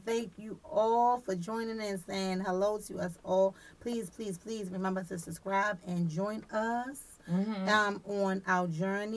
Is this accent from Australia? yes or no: no; Baltimore, Maryland, United States; I'm from over Garrison and Granada